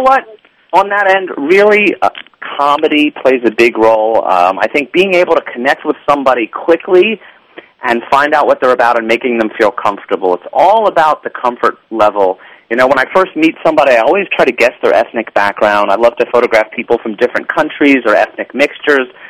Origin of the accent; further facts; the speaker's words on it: New York, United States; I'm a New Yorker.